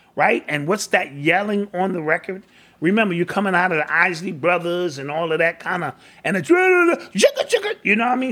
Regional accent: New York City, New York, United States; growing up in the Bronx

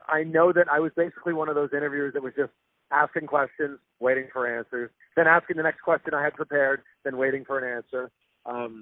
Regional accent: just outside of Toronto, Ontario, Canada; I grew up just outside of Toronto

